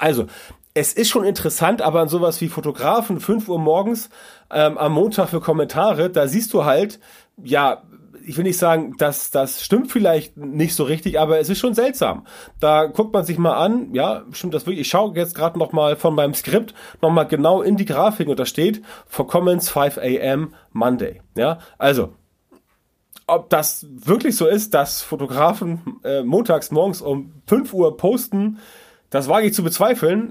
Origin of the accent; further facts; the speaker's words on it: Hamburg, Germany; SC Orania bei uns in Hamburg